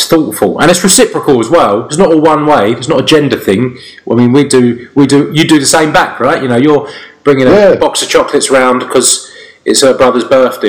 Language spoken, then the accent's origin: English; United Kingdom; Being the British man I am